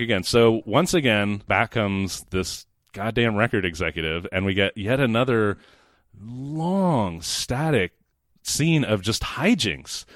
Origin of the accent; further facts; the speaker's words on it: Sacramento, California, United States; I'm from Sacramento.